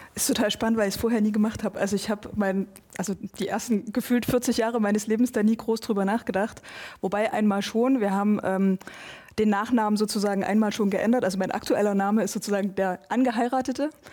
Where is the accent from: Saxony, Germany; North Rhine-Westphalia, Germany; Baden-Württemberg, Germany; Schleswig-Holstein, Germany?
Saxony, Germany; Eastern; ich bin in Sachsen, in Ostsachsen groß geworden.